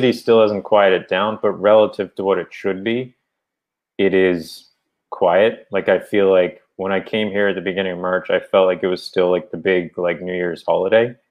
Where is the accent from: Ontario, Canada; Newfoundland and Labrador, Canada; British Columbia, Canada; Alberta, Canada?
Newfoundland and Labrador, Canada; accent: Newfoundland; my Newfoundland accent